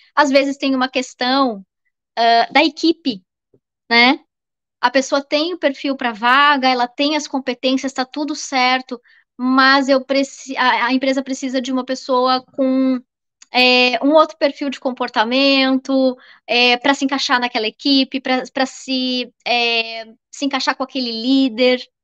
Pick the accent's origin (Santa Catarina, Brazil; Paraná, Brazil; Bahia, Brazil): Santa Catarina, Brazil; Florianópolis; sou aqui de Florianópolis